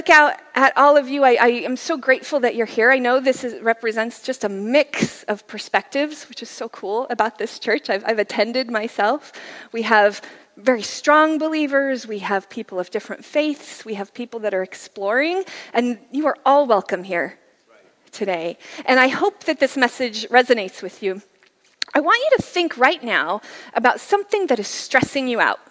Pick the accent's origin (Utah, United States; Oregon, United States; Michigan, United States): Utah, United States; Layton; now in California, United States; I actually grew up in Utah. Here's a picture of my hometown, Layton, Utah